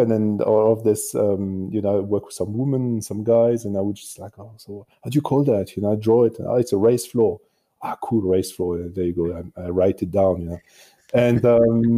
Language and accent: English; France; born or raised there; English is a second language; moved away as an adult; also born or lived in Marseille, France / Paris, France / Australia; now in Munich, Germany